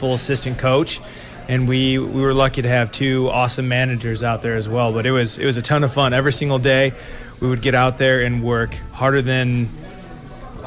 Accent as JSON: {"language": "English", "town": "Crown Point", "region": "Indiana", "country": "United States", "tie": "born or raised there", "said": "I grew up in Crown Point"}